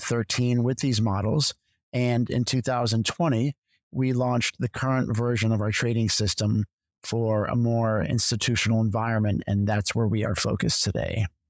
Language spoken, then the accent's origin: English; Connecticut, United States; moved away as an adult; also born or lived in Philadelphia / New York; I'm originally from Connecticut